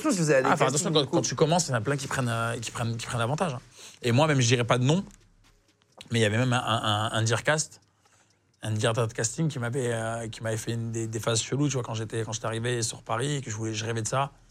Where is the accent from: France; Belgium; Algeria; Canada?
Algeria; et que je suis algérien, mais j'aurais dit, mais c'est un petit peu les Algériens, on est, on est les Brésiliens de, l'Afrique du Nord, en fait.